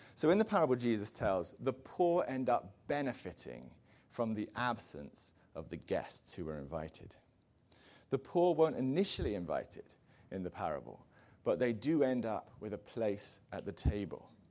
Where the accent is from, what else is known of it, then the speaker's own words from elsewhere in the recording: England, United Kingdom; I'm an Englishman.